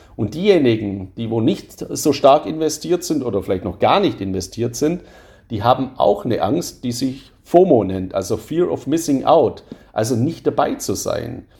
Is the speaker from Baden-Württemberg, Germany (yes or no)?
yes; Swabia, Baden-Württemberg, Germany; accent: Swabian; Ich bin ja ein Schwabe, hört man ja auch in meiner Stimme